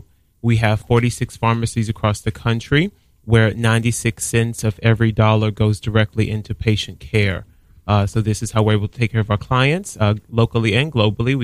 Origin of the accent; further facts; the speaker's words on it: Southeast Texas, United States; also born or lived in San Diego / Manhattan; now in New York, United States; I'm originally from Southeast Texas